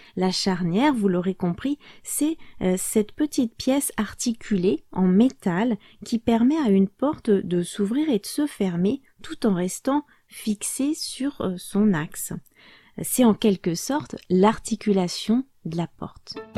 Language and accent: French; France; moved away; also born or lived in Portugal; je suis française